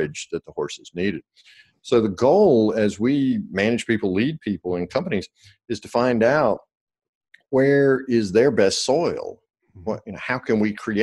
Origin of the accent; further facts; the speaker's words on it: the South, United States; I'm from the South, so we say cussing out